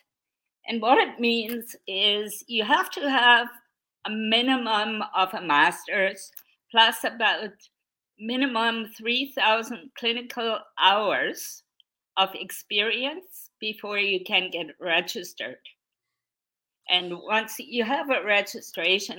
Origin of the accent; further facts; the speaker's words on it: Straubing, Bavaria, Germany; English is a second language; moved away as an adult; now in Canada; Straubing, my hometown, has millions of people every year in August